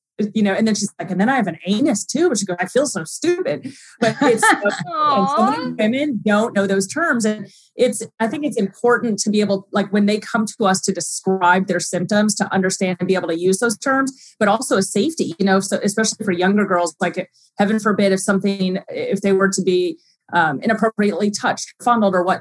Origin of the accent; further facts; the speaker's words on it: Oberlin, Ohio, United States; I actually grew up in Cleveland, well, Oberlin, 30 miles west of Cleveland